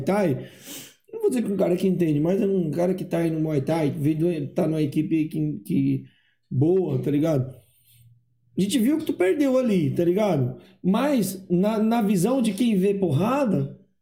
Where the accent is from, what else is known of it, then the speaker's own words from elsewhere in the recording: Ceará, Brazil; moved away; eu sou do Ceará